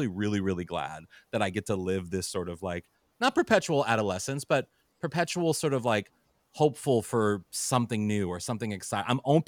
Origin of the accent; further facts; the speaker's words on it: St. Louis, Missouri, United States; And I remember I'm from St. Louis, and I was home in St. Louis, and I ran into a friend from high school